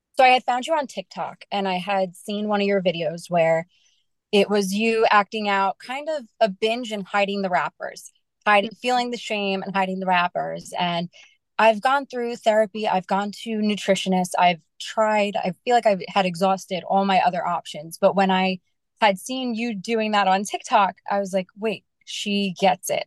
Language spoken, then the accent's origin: English; New York, United States; I am from New York